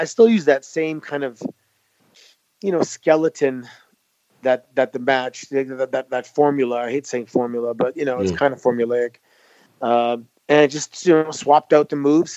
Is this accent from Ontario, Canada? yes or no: yes; Mississauga, Ontario, Canada; Growing up in Mississauga at the time that we did